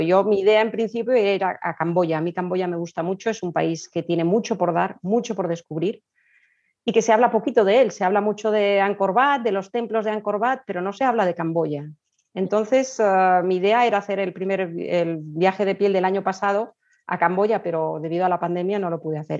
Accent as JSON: {"language": "Spanish", "country": "Spain", "tie": "born or raised there", "also_born_or_lived": "Colombia", "said": "pero de pequeñita me fui a vivir a España"}